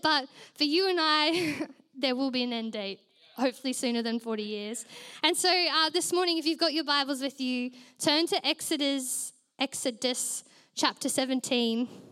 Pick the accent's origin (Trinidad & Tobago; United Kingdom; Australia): Australia; Queensland; now in Melbourne, Australia; I was originally from Queensland